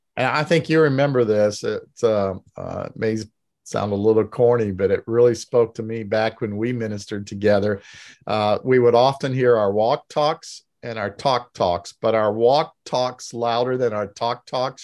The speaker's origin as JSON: {"language": "English", "region": "Indiana", "country": "United States", "tie": "born or raised there", "said": "I grew up in Indiana"}